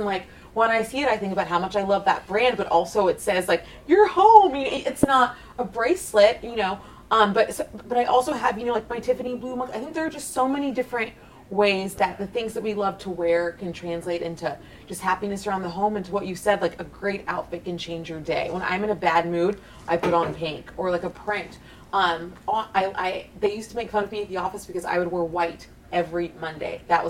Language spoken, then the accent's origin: English; Texas, United States; Like, what was it like growing up in Texas, mm-hmm. like, being who you are and over the top? And I was like, I thought I was fabulous